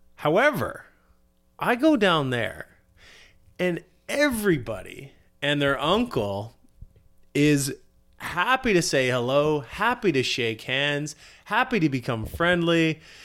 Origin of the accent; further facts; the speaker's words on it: Victoria, British Columbia, Canada; I'm from Victoria